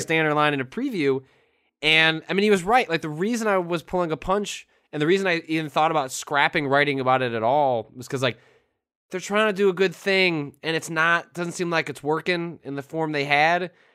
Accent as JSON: {"language": "English", "area": "Northwest suburbs of Chicago", "region": "Illinois", "country": "United States", "tie": "born or raised there", "also_born_or_lived": "San Francisco", "moved": "as an adult", "said": "the Daily Herald, which is the Northwest suburbs uh, of Chicago local paper"}